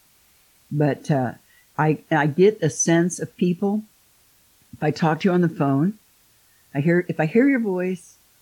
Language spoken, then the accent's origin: English; Midwest, United States; I'm from the Midwest. I never went anywhere